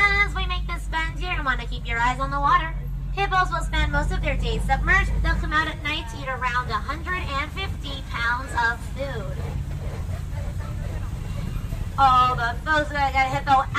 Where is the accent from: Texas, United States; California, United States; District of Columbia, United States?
California, United States; Los Angeles; I'm from Los Angeles